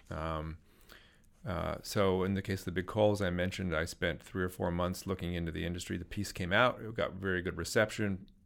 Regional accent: Silicon Valley, California, United States; I grew up in Silicon Valley

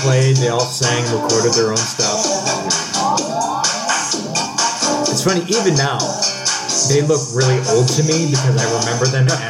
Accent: Cleveland, Ohio, United States; born or raised there

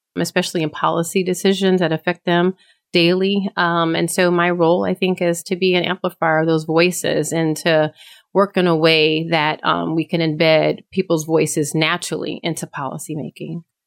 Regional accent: Eastern North Carolina, United States; also born or lived in Connecticut; I grew up in Connecticut, but when I turned ten, they moved back down to Eastern North Carolina

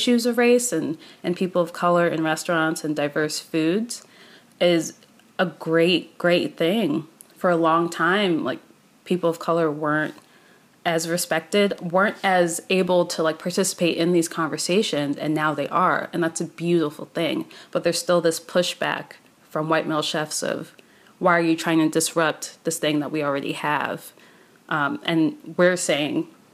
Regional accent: Maryland, United States; I grew up in Maryland

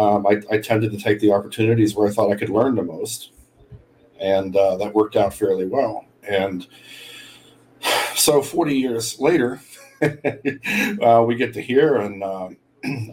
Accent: Laurel Mountains, Pennsylvania, United States; moved away as an adult; now in Florida, United States; I grew up in the foothills of the Laurel Mountains of Pennsylvania, which is a little bit east of Pittsburgh

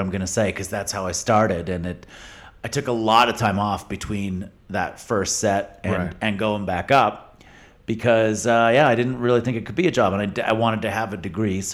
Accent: London, Ontario, Canada; also born or lived in Toronto; I grew up in London, Ontario, just outside

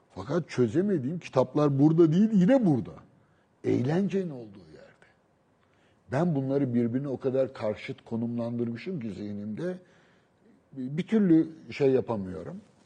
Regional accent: Istanbul, Turkey; Beşiktaş benim doğup büyüdüğüm yer. Yani doğup değil ama büyüdüğüm yer. Çocukluğumun geçtiği yer.

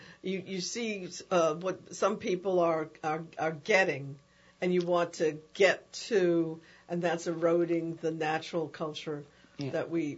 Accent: New York, United States; now in New Orleans, United States; I'm from New York, and New York is a powerful place

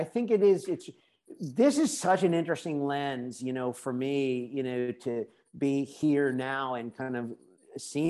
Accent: United States; moved away; being an American

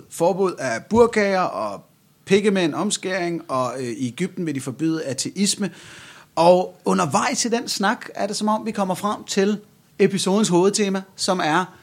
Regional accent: Jutland, Denmark; jeg er jyder

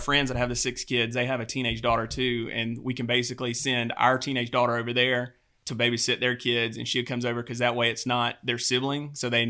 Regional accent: the South, United States; growing up in the South, you're kind of used to Southern, you know, hospitality.

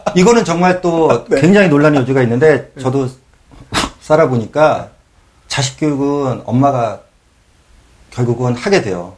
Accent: South Korea; moved away as an adult; now in New York, United States; 저는 한국에서 그런 거 많았잖아요

